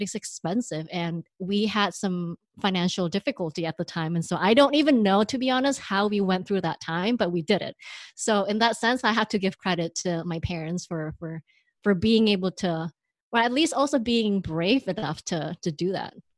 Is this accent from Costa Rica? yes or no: no; Indonesia; moved away; I grew up in Indonesia